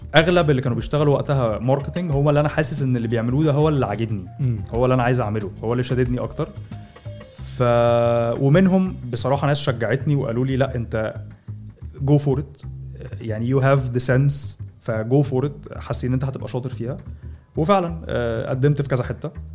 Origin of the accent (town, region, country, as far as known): Egypt